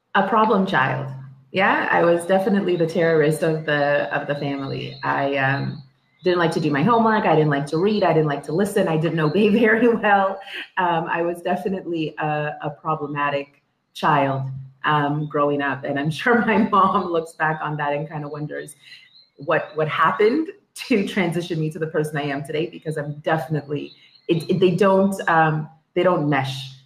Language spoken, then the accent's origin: English; Toronto, Ontario, Canada; also born or lived in Dominica / Scarborough, Toronto; I grew up in Toronto in uh, Etobicoke, um, the west end of Toronto